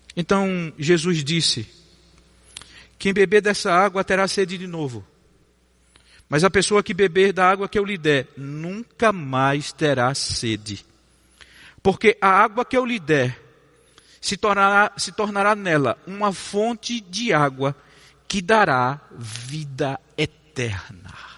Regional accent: Campina Grande, Paraíba, Brazil; accent: nordestino; moved away; Eu nasci numa cidade chamada Campina Grande, na Paraíba

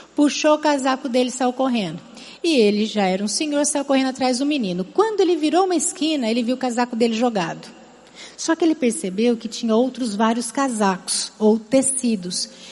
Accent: Campinas, São Paulo, Brazil; accent: interior São Paulo (rhotic R); moved away as an adult; now in Fortaleza, Brazil; Ainda trago vários R's em algumas palavras. Não sei se algum dia esses R's vão deixar de me acompanhar, mas eu venho de Campinas, do interior de São Paulo

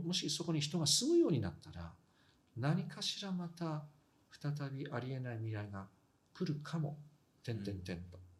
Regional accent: Fukushima, Japan; moved away

